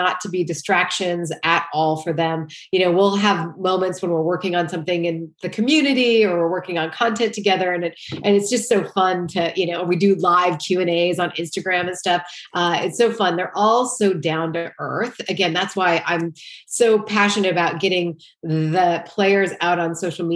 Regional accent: Great Falls, Montana, United States; moved away as an adult; also born or lived in Boulder, Colorado; I grew up in Great Falls, Montana

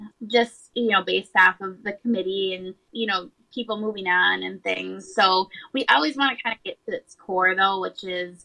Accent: Sartell, Minnesota, United States; I grew up in Sartell

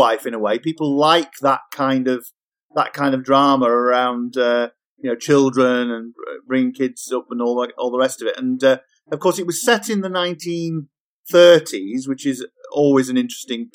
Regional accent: Yorkshire and the Humber, United Kingdom; I'm from Yorkshire

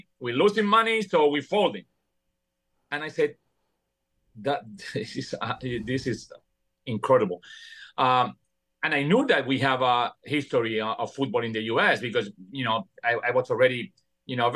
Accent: Buenos Aires, Argentina; English is a second language; moved away as an adult; also born or lived in New York, New Jersey area; now in United States; when I moved from Buenos Aires, Argentina, to the New York, New Jersey area

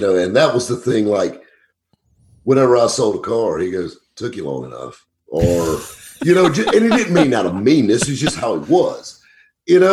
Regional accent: Greenville, South Carolina, United States; I grew up right here in Greenville, South Carolina

